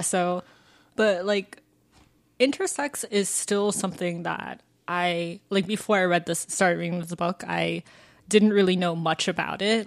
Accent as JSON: {"language": "English", "area": "Fulton County", "region": "Georgia", "country": "United States", "said": "I'm from Georgia, and even though, um, I'm from Fulton County, like, which is, like, the same county as Atlanta pretty much"}